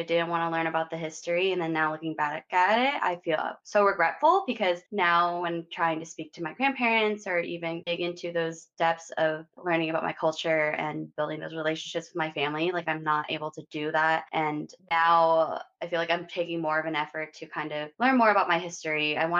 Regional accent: Orange County, Southern California, United States; I'm originally from Southern California, Orange County. I was born in the very Asian populated area of Westminster and Garden Grove. So I was surrounded by a lot of Asians

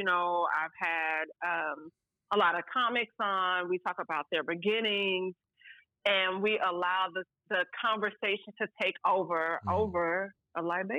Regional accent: St. Louis, Missouri, United States; accent: country twang; moved away as an adult; now in Los Angeles, United States; I am originally from St. Louis, so you get a little bit of the country twang.

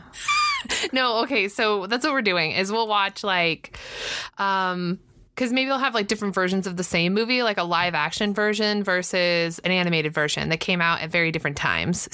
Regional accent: Southern California, United States; I'm from Southern California. Uh, so I grew up with Disney in my backyard

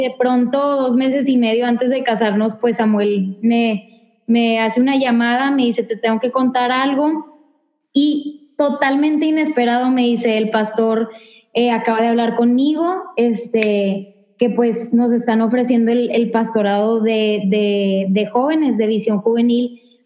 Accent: Monterrey, Nuevo León, Mexico; now in El Paso, United States; tengo 25 años y soy de Monterrey, Nuevo León, la ciudad más hermosa, pero de México

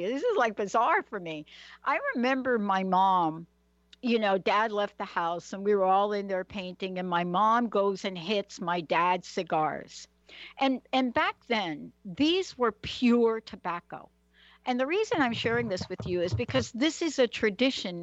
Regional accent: New York City, New York, United States; I literally grew up in the Bronx

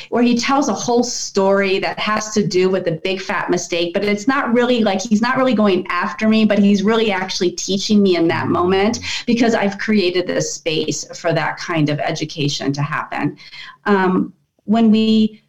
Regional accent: Washington, District of Columbia, United States; I grew up in Washington, D.C. in that part of the world.

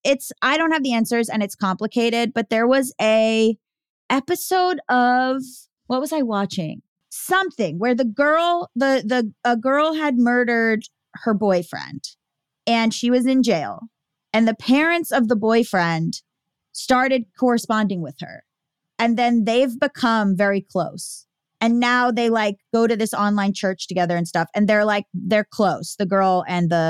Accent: near Parkland, Florida, United States; near my hometown

